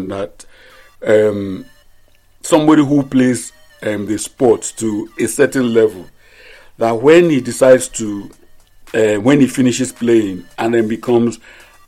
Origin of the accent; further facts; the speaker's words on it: Nigeria; I grew up in First Tag